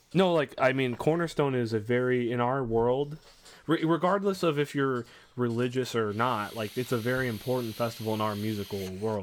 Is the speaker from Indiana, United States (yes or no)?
yes; Crown Point, Indiana, United States